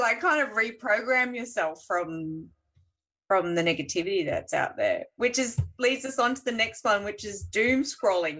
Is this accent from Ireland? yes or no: no; Australia; we're Australian